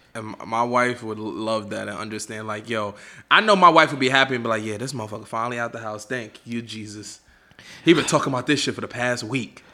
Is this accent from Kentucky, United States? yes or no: no; New York City, New York, United States; I'm from Harlem